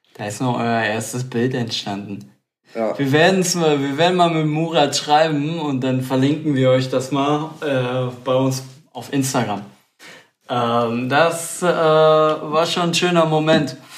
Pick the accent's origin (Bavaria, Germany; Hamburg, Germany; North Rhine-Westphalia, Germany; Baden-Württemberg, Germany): North Rhine-Westphalia, Germany; Stadtlohn; wir selber, wir kommen aus dem Kreis Borken, näher Ahaus, Stadtlohn